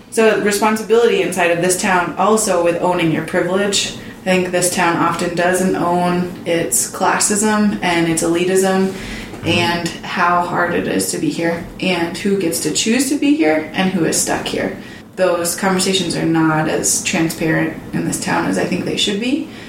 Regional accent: Lander, Wyoming, United States; Growing up in Lander was awesome.

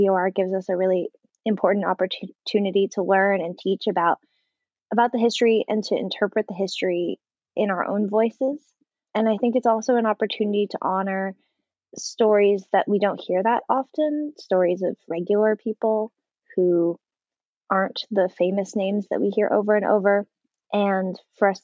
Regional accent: San Francisco Bay Area, California, United States; now in Los Angeles, United States; I grew up in California in the Bay Area, but my family all has roots in Hawaii

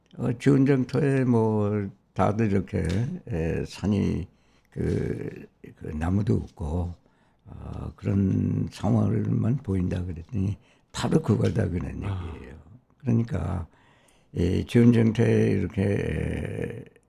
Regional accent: Seoul, South Korea; moved away as an adult; now in United States; 서울서 태어났고 네. 또 서울서 자라났습니다.

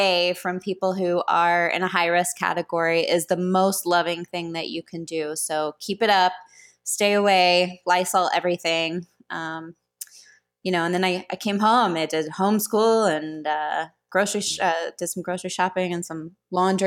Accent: Houston, Texas, United States; When we were little growing up in Houston

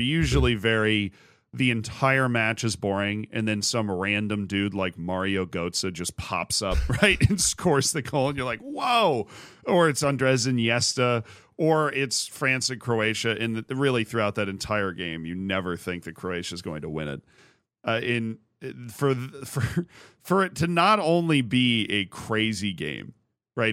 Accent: United States; I'm American

